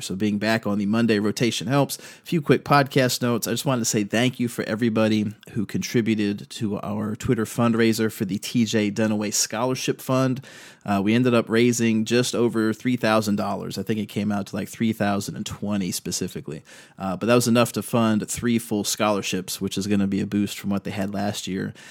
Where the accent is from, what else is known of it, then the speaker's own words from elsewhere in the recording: Virginia Beach, Virginia, United States; moved away; also born or lived in Fredericksburg, Virginia; coming home to Virginia Beach, which is where I was raised